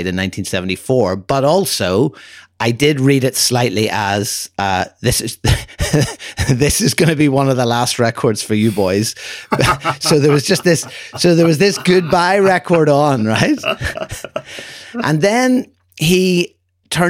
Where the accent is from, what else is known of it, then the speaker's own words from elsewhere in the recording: Ireland; where are you from? And I said, Ireland